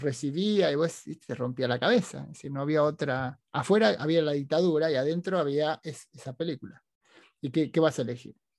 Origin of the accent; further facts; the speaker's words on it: Argentina; now in United States; los argentinos no éramos mucho menos, mucho más simpáticos que eso